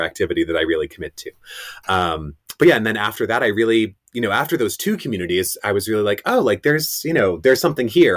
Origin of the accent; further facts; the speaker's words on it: Rye, New York, United States; moved away as an adult; also born or lived in Greenwich, Connecticut; I really love my hometown, Rye, New York. It's where I spent all my years growing up.